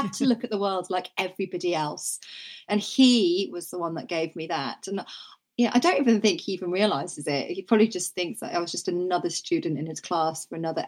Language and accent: English; Norfolk, East of England, United Kingdom; I grew up in Norfolk